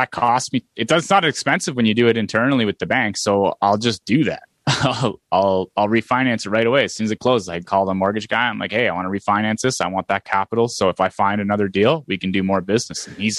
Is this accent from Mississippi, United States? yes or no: no; Aurelia, Iowa, United States; Oh, you're from Aurelia. I'm from Aurelia too. I've been here forever.